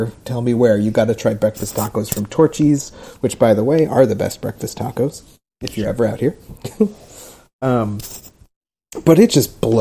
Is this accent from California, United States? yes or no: yes; Southern California, United States; now in Austin, United States; I'm from Southern California. I grew up in Southern California